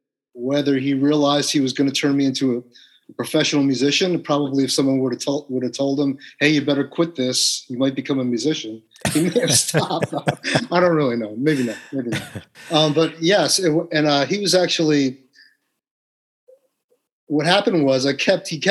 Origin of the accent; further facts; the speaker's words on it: West Orange, New Jersey, United States; also born or lived in New York City; I'm from West Orange, New Jersey.